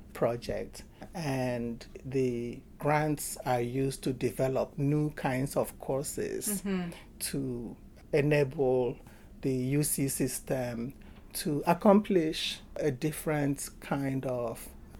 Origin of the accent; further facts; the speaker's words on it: Nigeria; now in United States; I'm from Nigeria, but I entered Nigeria twice